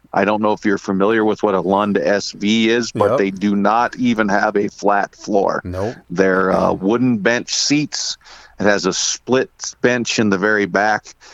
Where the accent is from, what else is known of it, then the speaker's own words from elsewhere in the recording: Diamond, Ohio, United States; I'm born and raised in Northeast Ohio, a little town called Diamond, Ohio.